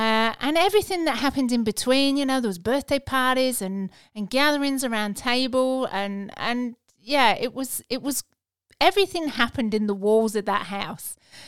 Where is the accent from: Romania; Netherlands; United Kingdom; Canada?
United Kingdom; England; moved away as an adult; now in Australia; We emigrated from England in 2001